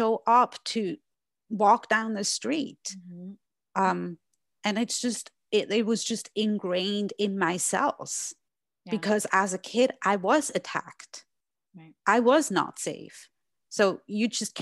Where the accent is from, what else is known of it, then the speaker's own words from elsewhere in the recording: Switzerland; English is a second language; now in United States; I grew up in Switzerland and now live in the US.